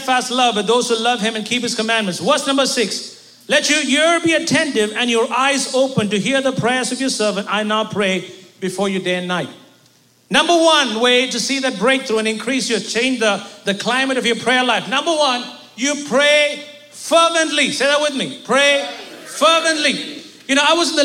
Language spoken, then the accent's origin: English; India; as an Indian